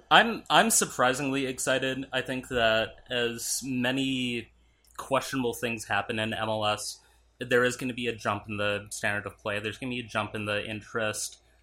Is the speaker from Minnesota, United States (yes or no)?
yes; Minnesota, United States; moved away as an adult; also born or lived in Arizona; that was actually the same year I moved from Minnesota to Arizona